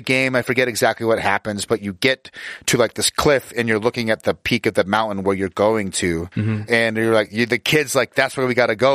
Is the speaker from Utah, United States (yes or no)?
yes; Utah, United States; I grew up in Utah, which is where I'm located